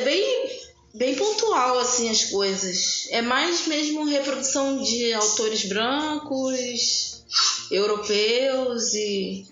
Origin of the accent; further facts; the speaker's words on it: Rio de Janeiro, Brazil; essa leitura que eu tenho do lugar, aqui de onde eu nasci